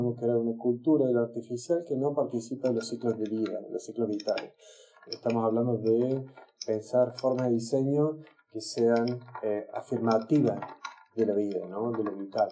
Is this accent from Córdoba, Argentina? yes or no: yes; Córdoba, Argentina; moved away as an adult; now in Stockholm, Sweden; soy de Córdoba, vivo en Estocolmo desde hace casi 20 años, llegué en el año 2000